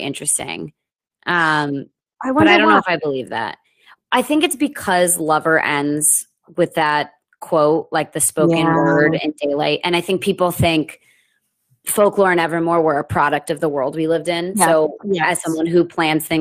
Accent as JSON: {"language": "English", "region": "Rhode Island", "country": "United States", "said": "Rhode Island, shout out to my home state."}